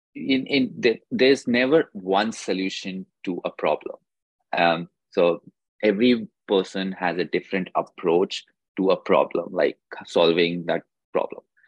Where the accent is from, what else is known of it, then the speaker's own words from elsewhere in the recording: India; moved away as an adult; I did my undergrad degree uh, from India itself